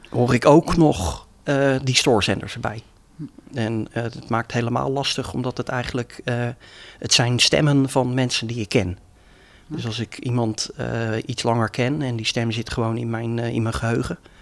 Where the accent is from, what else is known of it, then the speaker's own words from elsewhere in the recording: Leiderdorp, South Holland, Netherlands; now in Leiden, Netherlands; ik woon in Leiden, maar ben geboren en getogen in Leidendorp